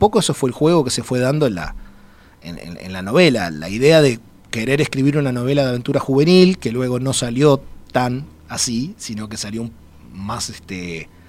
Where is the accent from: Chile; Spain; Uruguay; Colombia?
Uruguay; also born or lived in Mexico; Soy, soy el, único mexicano y el más uruguayo de los tres.